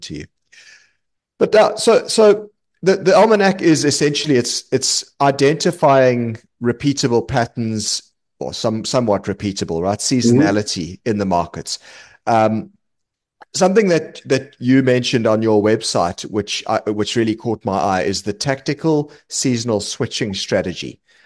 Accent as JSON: {"language": "English", "country": "South Africa", "moved": "as an adult", "lives_now": "London, United Kingdom", "said": "I'm from South Africa originally. You might tell from the accent. I'm now based in London"}